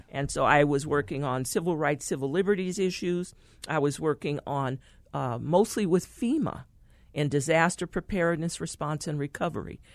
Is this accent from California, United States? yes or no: yes; San Francisco, California, United States; I was born in San Francisco, California